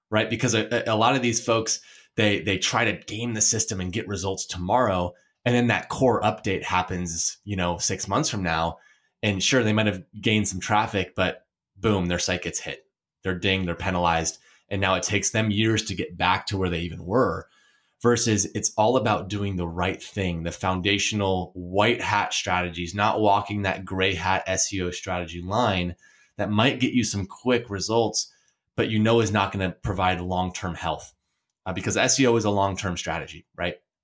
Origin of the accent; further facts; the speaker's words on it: Portland, Oregon, United States; I'm from Portland, Oregon